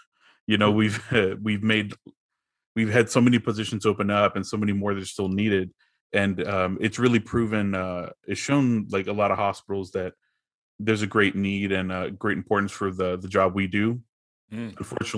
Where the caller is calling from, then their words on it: Fort Worth, Texas, United States; Fort Worth, Texas.